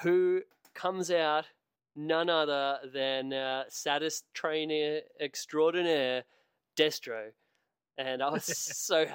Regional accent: Australia; as an Australian

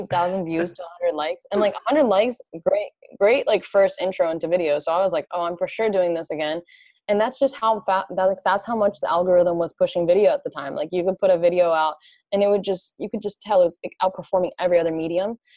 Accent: New Jersey, United States; moved away as an adult; also born or lived in California; I'm originally from New Jersey, and I came out to California originally for college

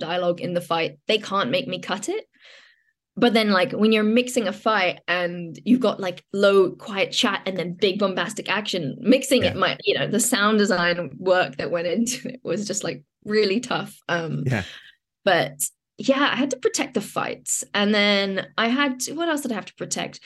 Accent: London, United Kingdom; the kind of London I grew up on, you know, grew up in, like Shepherd's Bush Market

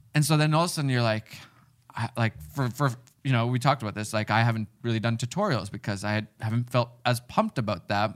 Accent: Finland; moved away; I grew up in Finland.

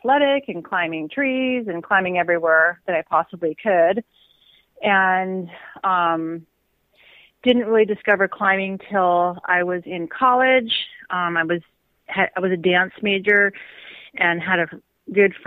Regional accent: Seattle, Washington, United States; I grew up in Seattle for the most part

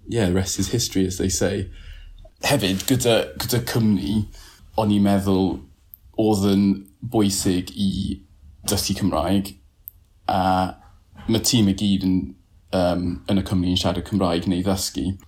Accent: Peterborough, East of England, United Kingdom; Welsh is a second language; moved away as an adult; now in Cardiff, United Kingdom; boi o Lloegr, dwi'n dod o Peterborough. Des i Cydydd yn 2012, felly nawr dwi'n teimlo fel onori Cymro.

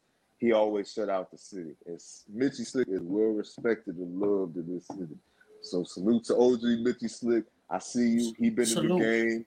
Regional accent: Spring Valley, California, United States; I'm from East County. I grew up in Spring Valley, California. I'm a Valley boy.

